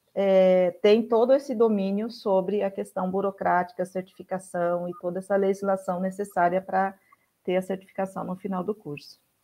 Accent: Mato Grosso, Brazil; moved away as an adult; also born or lived in Goiás; Eu sou originária do Mato Grosso, iniciei minha militância no MST lá no Mato Grosso. A minha família mora toda no Mato Grosso

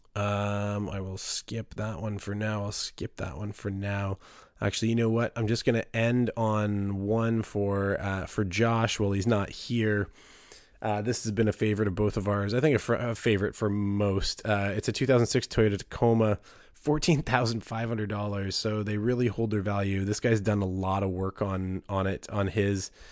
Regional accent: Southern Ontario, Canada; I was from Southern Ontario

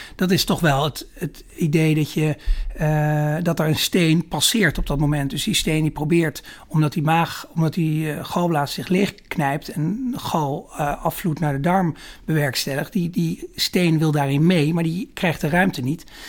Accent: Holten, Overijssel, Netherlands; moved away as an adult; also born or lived in Rotterdam / Amsterdam / Groningen; ik ben opgegroeid in, eh, in Holte. Daar ben ik geboren en getogen. Dat is in het oosten van Nederland, voorbij Deventer.

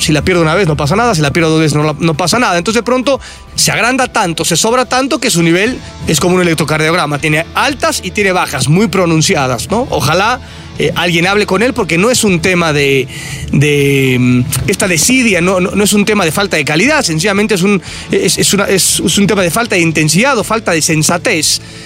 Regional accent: Naucalpan, State of Mexico, Mexico; ahí en mi pueblo satélite

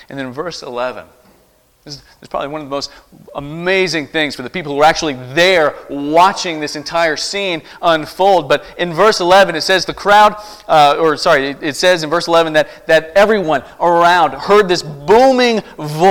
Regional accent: East Tennessee, United States; growing up in East Tennessee

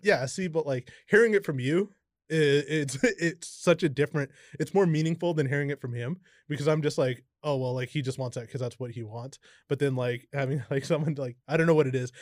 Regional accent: Kamloops, British Columbia, Canada; also born or lived in Merritt; I was ten and we moved from Merritt to Kamloops

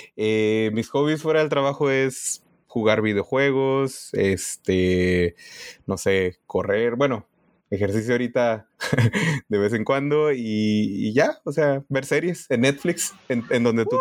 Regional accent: Tijuana, Baja California, Mexico; moved away as an adult; now in Silicon Valley, United States; yo soy de la frontera

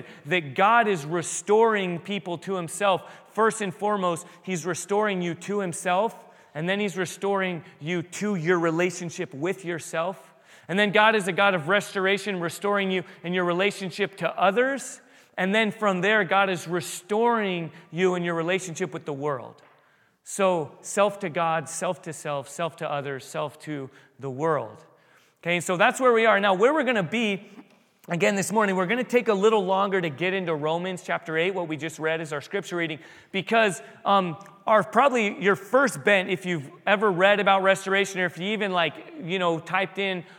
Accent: San Diego, California, United States; But when I was a kid at the San Diego Zoo, I grew up in San Diego.

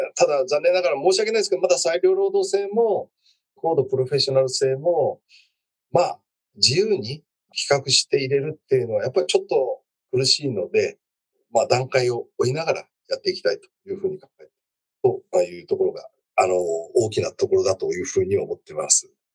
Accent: Yamaguchi, Japan; moved away; 私は山口県出身ですけども

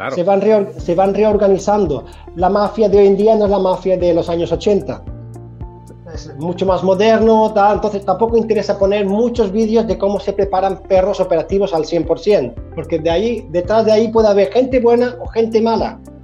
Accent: Spain; moved away as an adult; now in Sweden; de mi tierra, de España

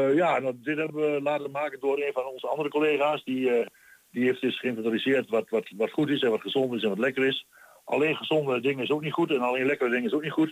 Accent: Twente, Overijssel, Netherlands; accent: Twents

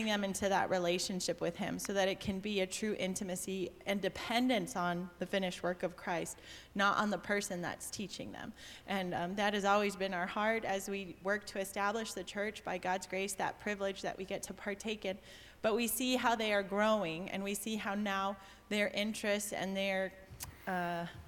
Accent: Texas, United States; moved away as an adult; now in Cuenca, Ecuador; I just grew up in Texas, but I'm technically from Cuenca

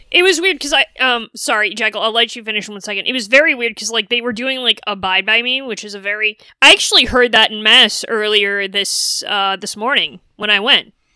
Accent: New England, United States; growing up in New England, a lot of congregational churches

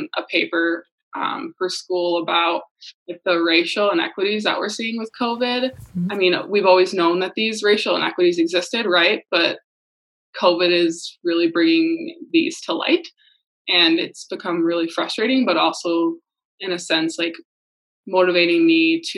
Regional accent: Muskegon, Michigan, United States; moved away as an adult; now in Minnesota, United States; I'm from Muskegon, Michigan

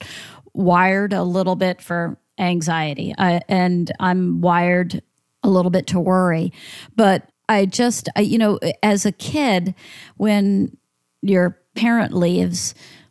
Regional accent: Central Florida, United States; also born or lived in Philadelphia, Pennsylvania; we moved to a small town in Central Florida when I was 6 years old

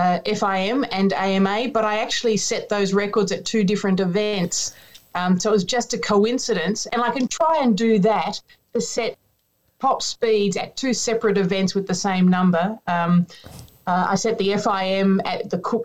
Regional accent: Australia; even in Australia, we talk kilometers

